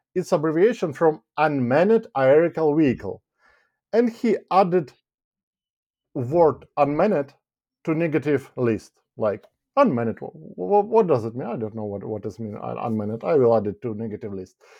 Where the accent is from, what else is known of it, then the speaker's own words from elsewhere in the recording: Ukraine; moved away as an adult; now in United Kingdom; I'm from Ukraine, basically, and, uh, a year ago, I relocated to the United Kingdom.